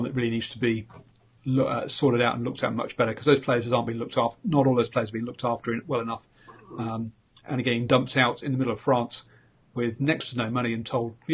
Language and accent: English; England, United Kingdom; moved away; also born or lived in Hong Kong / Singapore; I'm obviously English